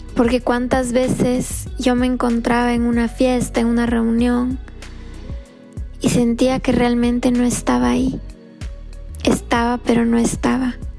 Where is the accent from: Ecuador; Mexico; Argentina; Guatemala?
Ecuador; now in Florida, United States; Soy del Ecuador y vivo en la Florida